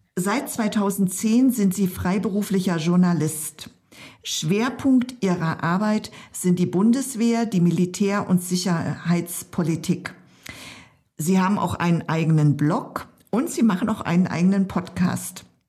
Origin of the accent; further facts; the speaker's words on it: eastern Germany, Germany; ich komme ja aus dem Osten Deutschlands